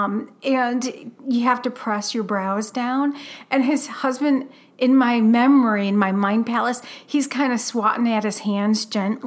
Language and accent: English; Toledo, Ohio, United States; accent: Toledo; moved away as an adult; also born or lived in Columbus, Ohio; now in Seattle, United States; I notice my Toledo accent comes out when I do the podcast, not my Columbus accent. But, I lived in Columbus for, 10 years?